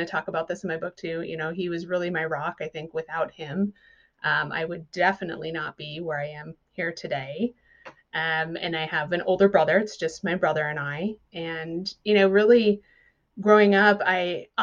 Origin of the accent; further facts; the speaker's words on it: southern Minnesota, United States; moved away as an adult; also born or lived in Los Angeles area, California; now in California, United States; I grew up in southern Minnesota